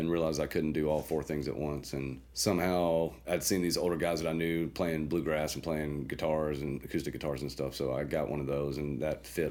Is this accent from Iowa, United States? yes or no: no; Chattanooga, Tennessee, United States; moved away as an adult; also born or lived in Austin, Texas; back in Chattanooga, I was gone and now I'm back